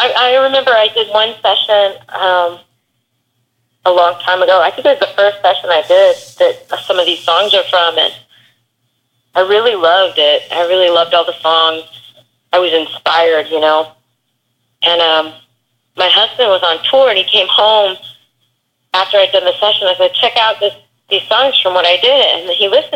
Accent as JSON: {"language": "English", "region": "Texas", "country": "United States", "tie": "born or raised there", "accent": "country twang", "moved": "yes", "said": "I grew up in Texas"}